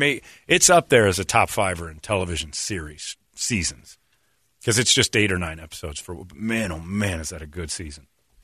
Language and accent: English; Indiana, United States; I'm from Indiana.